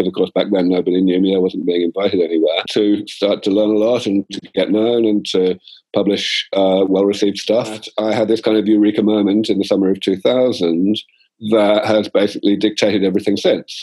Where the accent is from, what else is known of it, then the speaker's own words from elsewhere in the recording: London, United Kingdom; moved away as an adult; also born or lived in Cambridge; now in California, United States; I grew up in London